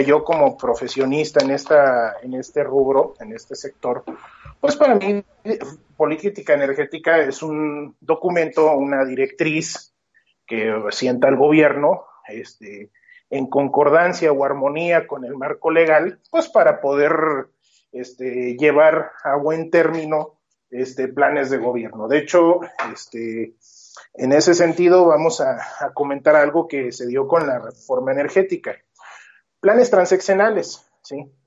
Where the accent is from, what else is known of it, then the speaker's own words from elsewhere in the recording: Mexico; nosotros necesitamos como mexicanos